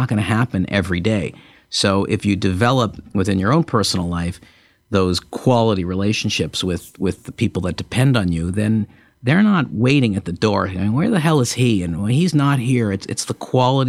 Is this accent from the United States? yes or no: no; Montreal, Quebec, Canada; when I was in college, growing up in Montreal